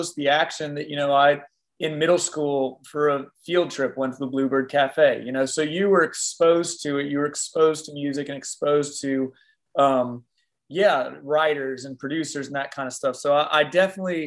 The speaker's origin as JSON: {"language": "English", "town": "Smyrna", "region": "Tennessee", "country": "United States", "tie": "born or raised there", "said": "I was raised in Smyrna, Tennessee"}